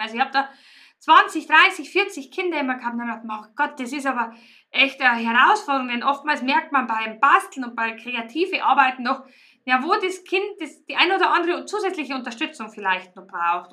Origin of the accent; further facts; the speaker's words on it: Riedenburg, Bavaria, Germany; moved away as an adult; ich stamme ja eigentlich ursprünglich aus Riedenburg und da haben meine Eltern das Kristallmuseum erschaffen